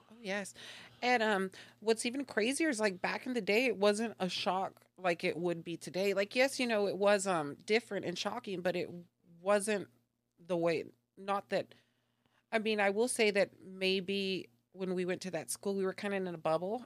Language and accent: English; Dallas, Texas, United States; moved away as an adult; now in Tulsa, United States; was born and raised in Dallas, actually. So, um, I spent about thirty-four years out there